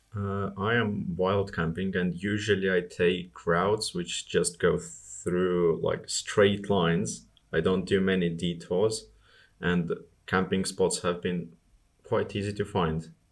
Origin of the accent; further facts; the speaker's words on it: Estonia; I'm from Estonia. It, it gets really nasty there in the winter